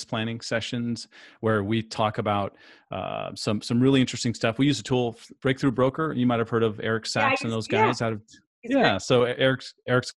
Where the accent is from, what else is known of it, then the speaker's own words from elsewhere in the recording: San Diego, California, United States; moved away as an adult; also born or lived in Phoenix; I come from San Diego, but relocated to Phoenix for an opportunity